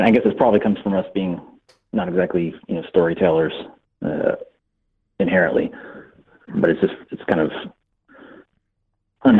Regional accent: California, United States; I'm from California

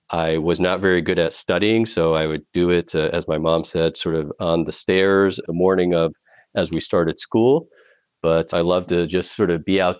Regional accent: New York, United States; also born or lived in India; So I'm originally from India. And however, I immigrated to the United States extremely early in life. I was six weeks old when we immigrated and we came to New York.

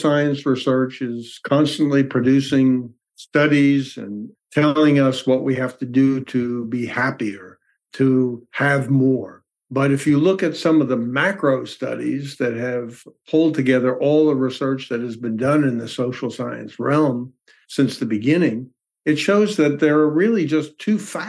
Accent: New York, United States; I was raised in New York

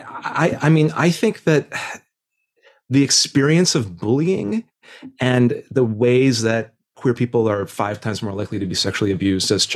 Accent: Indiana, United States; moved away; I grew up in Indiana in the 90s

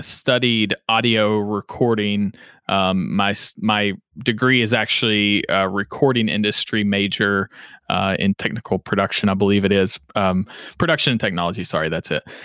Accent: Henderson, Kentucky, United States; accent: southern drawl; now in Louisville, United States; I'm originally from Henderson, Kentucky, uh, which is in Western Kentucky

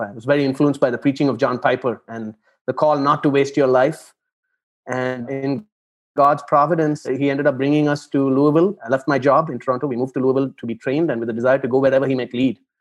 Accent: Chennai, Tamil Nadu, India; moved away as an adult; now in Abu Dhabi, United Arab Emirates; I am originally from Chennai in South India. It's a big city uh, there. And I grew up in Chennai

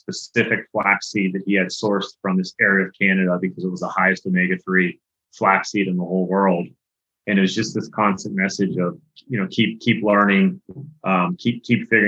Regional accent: Pittsburgh, Pennsylvania, United States; I grew up in Pittsburgh, Pennsylvania

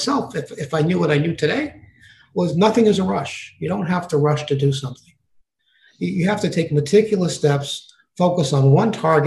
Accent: New York City, New York, United States; I grew up in Harlem in an apartment of 200 square feet with my mother

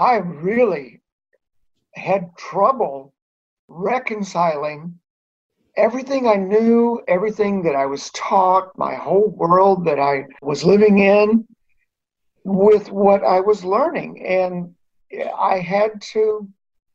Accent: Kentucky, United States; moved away as an adult; also born or lived in Iowa; I was raised in Kentucky in a very fundamentalist, conservative environment

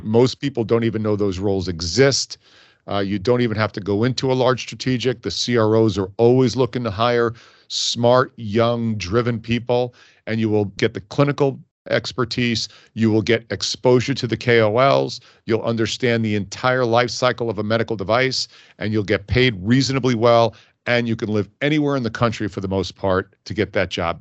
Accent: Hicksville, New York, United States; moved away as an adult; also born or lived in Dayton, Ohio; I grew up on Long Island in a town, believe it or not, called Hicksville.

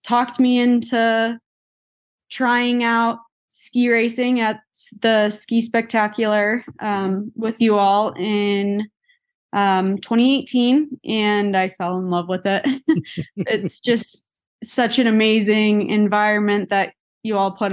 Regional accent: Illinois, United States; moved away as an adult; now in Colorado, United States; growing up in Illinois

